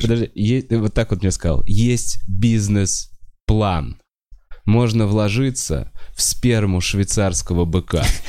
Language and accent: Russian; Moscow, Russia; я москвич